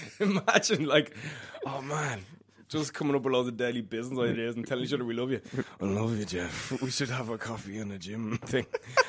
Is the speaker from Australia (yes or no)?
no; Dublin, Leinster, Ireland; accent: Dublin; I am from Dublin, as you may notice.